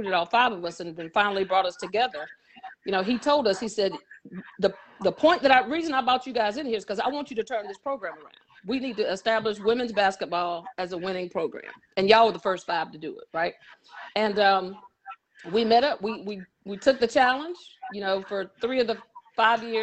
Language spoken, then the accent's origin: English; High Point, North Carolina, United States; I'm from High Point, so I graduated from T. Wingate Andrews High School in High Point